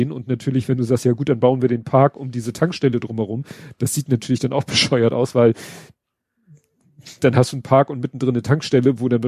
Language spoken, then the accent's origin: German; Hamburg, Germany; Und von dem habe ich selbst als Hamburger nie was gehört